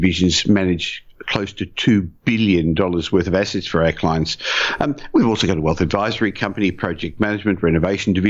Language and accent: English; Australia; also born or lived in Israel; I came to Australia at the age of 3. I was born in Israel